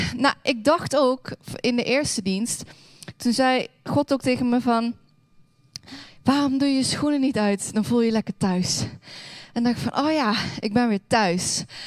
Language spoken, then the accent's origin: Dutch; Hoensbroek, Limburg, Netherlands; moved away; Ik kom oorspronkelijk uit Limburg